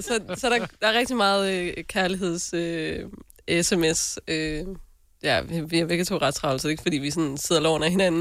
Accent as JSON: {"language": "Danish", "area": "North Jutland", "region": "North Denmark Region", "country": "Denmark", "said": "jeg er jo selv nordjyde"}